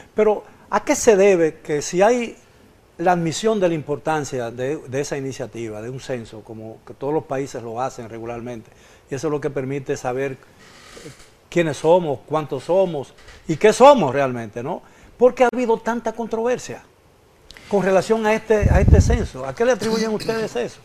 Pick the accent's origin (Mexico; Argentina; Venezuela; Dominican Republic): Dominican Republic; cuántos realmente somos dominicanos